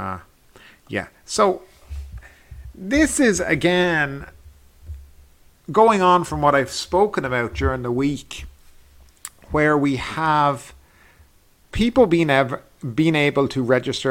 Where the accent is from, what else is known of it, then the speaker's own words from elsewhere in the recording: Ireland; moved away as an adult; now in Thailand; I'm from Ireland